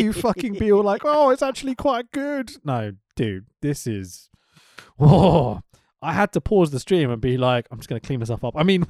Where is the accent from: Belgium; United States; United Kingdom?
United Kingdom; Obviously, being a Brit or whatever, I'd use the word attack more than offense.